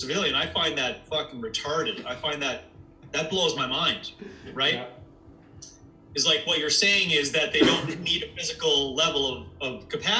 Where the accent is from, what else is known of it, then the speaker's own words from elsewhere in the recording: Canada; being a Canadian